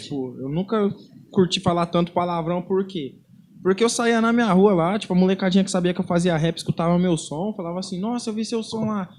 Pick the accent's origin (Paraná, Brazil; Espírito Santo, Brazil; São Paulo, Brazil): Paraná, Brazil; Londrina; na Zona Leste, que é da onde que eu venho, eu sou cria do Antares.